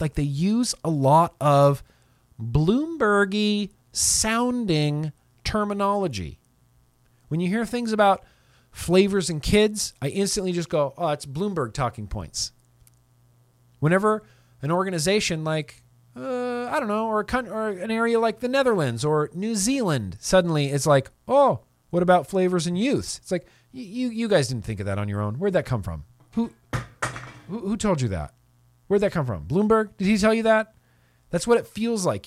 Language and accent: English; United States; I'm an American